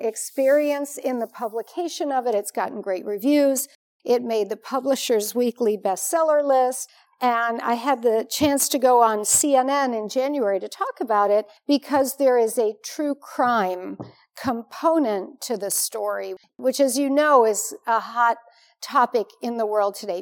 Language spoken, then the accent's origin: English; Warren, Michigan, United States; moved away; I grew up here. I was born and raised here on Lorraine.